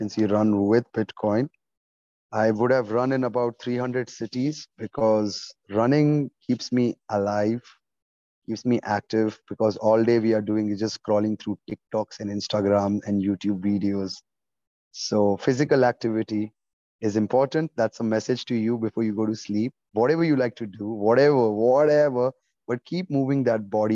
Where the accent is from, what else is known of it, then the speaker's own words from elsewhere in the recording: Oman; moved away; also born or lived in India; I have been born and raised in Oman, Sultanate of Oman.